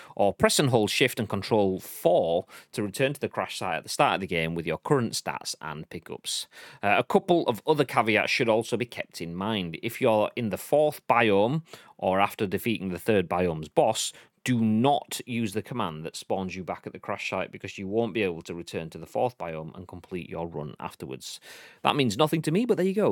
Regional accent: Yorkshire and the Humber, United Kingdom; I'm a Yorkshireman.

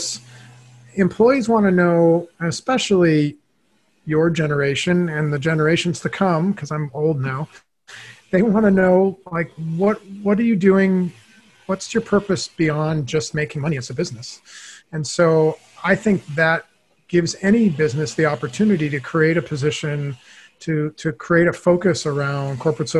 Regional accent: Los Angeles, California, United States; I grew up in Los Angeles

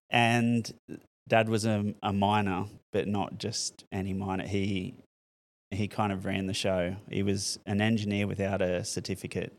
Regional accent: Newcastle, New South Wales, Australia; I grew up in Merriweather

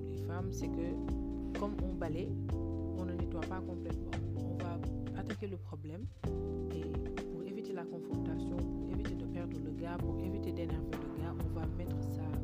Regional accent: Senegal; je suis sénégalaise.

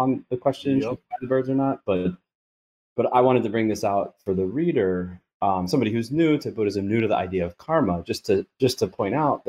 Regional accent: United States; I'm an American in Thailand.

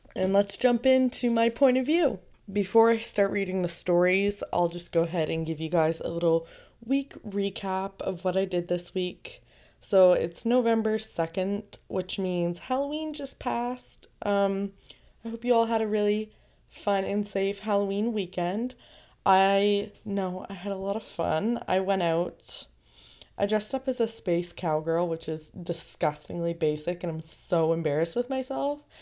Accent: Canada; I'm also Canadian

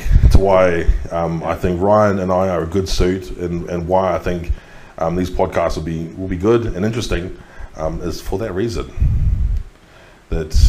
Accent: Christchurch, Canterbury, New Zealand; moved away; I grew up in Christchurch, which is down the South Island.

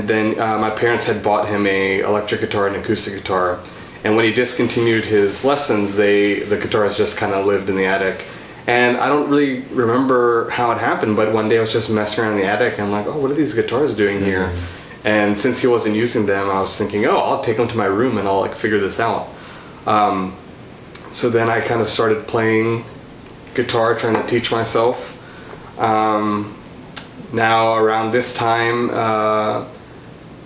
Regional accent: Virginia Beach, Virginia, United States; also born or lived in Sri Lanka (parents); now in Franklin, United States; I was born and raised in Virginia, in the Virginia Beach, Norfolk area

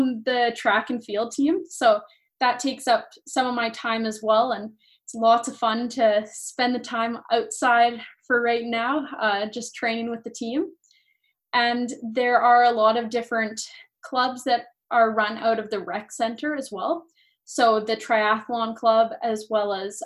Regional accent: Calgary, Alberta, Canada; moved away as an adult; now in London, Canada; So I'm from Alberta. I'm from Calgary

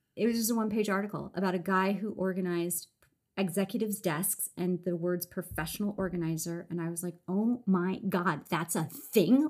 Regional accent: Los Angeles, California, United States; I grew up in Los Angeles

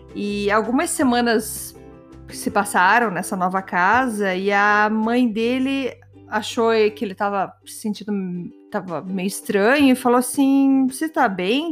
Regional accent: Brazil; moved away; eu tenho super orgulho de ser brasileira

